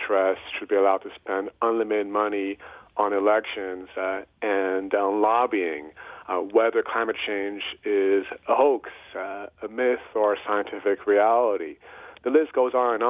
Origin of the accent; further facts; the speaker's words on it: Paris, Île-de-France, France; moved away as an adult; also born or lived in Kenya / New York / Illinois / Texas; now in United States; I was actually born in Kenya. My father is Kenyan, and my mother is French, and after growing up in Paris, I moved to the U.S. For college